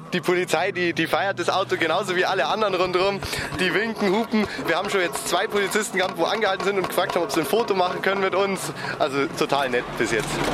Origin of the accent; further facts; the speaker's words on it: Feldkirchen-Westerham, Bavaria, Germany; Ich komme aus Feldkirchen-Westam